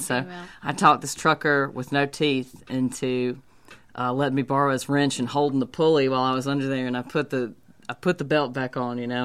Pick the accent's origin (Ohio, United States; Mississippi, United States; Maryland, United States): Mississippi, United States; Hattiesburg; moved away as an adult; also born or lived in New Orleans / Paris / Nashville; I'm from Hattiesburg